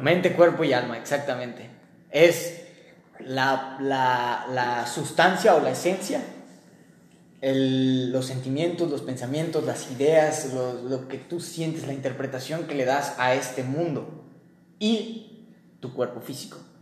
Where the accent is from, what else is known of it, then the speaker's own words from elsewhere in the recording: Mexico; yo nací en México